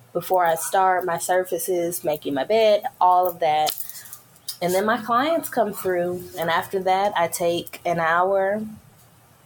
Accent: Memphis, Tennessee, United States; now in Florida, United States; I am from Memphis, Tennessee

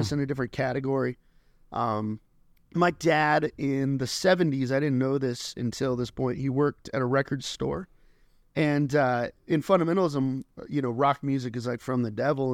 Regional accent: Colorado Springs, Colorado, United States; I was born and raised in Colorado Springs

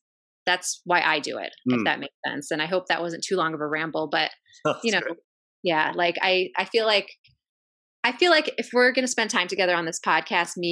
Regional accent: United States; born or raised there

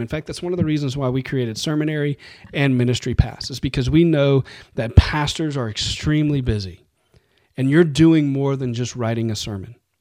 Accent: New Orleans, Louisiana, United States; I grew up in New Orleans, and we love carbs in New Orleans

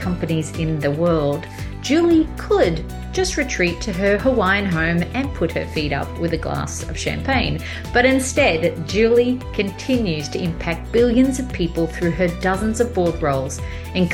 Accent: Australia; a company in my hometown, Australia

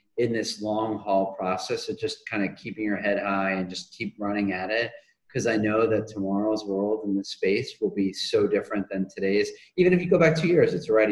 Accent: New England, United States; I grew up in New England.

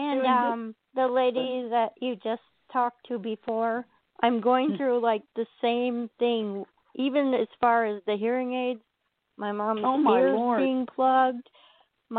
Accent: Kenosha, Wisconsin, United States; I was born in Kenosha, Wisconsin

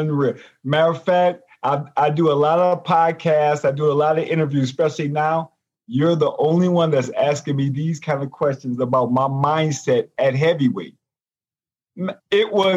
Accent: Michigan, United States; my fans in my hometown

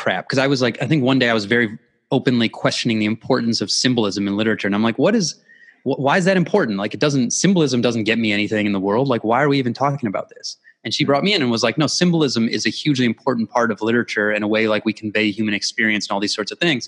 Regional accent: Midwest, United States; I grew up in the Midwest

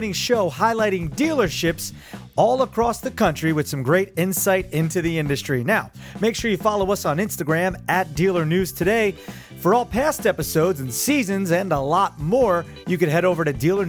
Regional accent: New Jersey, United States; I was born here right at the beach

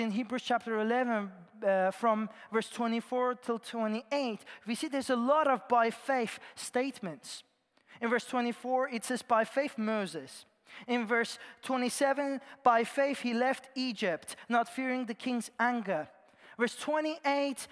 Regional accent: Iran; moved away; I was born in Iran and I grew up there

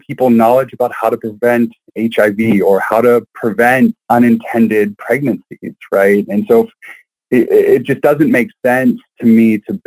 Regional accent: Western Pennsylvania, United States; I grew up in Western Pennsylvania in a very conservative Christian household

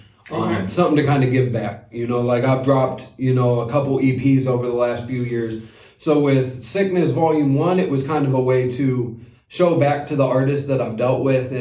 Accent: Ohio, United States; moved away as an adult; also born or lived in Los Angeles; now in Washington, United States; I'm originally from Ohio. You know, I've been out here for 5 years

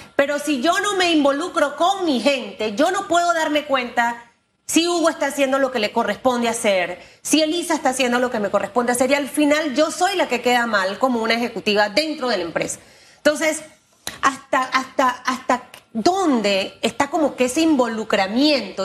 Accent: Panama; yo soy panameña

